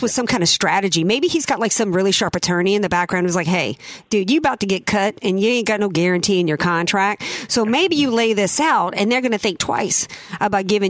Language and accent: English; the South, United States; I grew up in the South